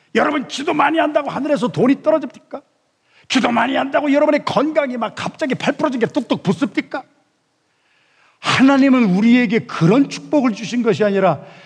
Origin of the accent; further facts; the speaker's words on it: Yesan, South Chungcheong, South Korea; moved away; 제가 충청남도 예산군 예산읍 신흥동 314번지에서 태어나서 거기서 살았는데